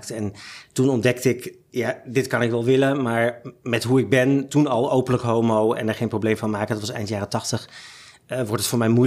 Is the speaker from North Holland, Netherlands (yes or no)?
yes; Zaandam, North Holland, Netherlands; born there; now in Amsterdam, Netherlands; Ik ben geboren in Zaandam, maar via allerlei omzwervingen eh, in Nederland uiteindelijk in Amsterdam terechtgekomen.